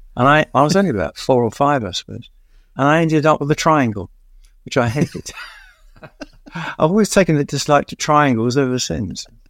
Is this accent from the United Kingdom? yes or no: yes; London, United Kingdom; also born or lived in Catford, London; I grew up in Stratford in East London in a flat